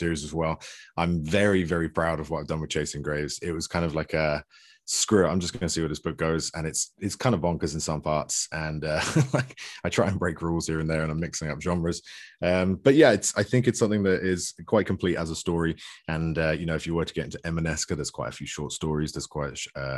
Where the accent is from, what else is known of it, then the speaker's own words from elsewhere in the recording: United Kingdom; also born or lived in west coast of Canada; now in Canada; I'm a British author who lives in the west coast of Canada these days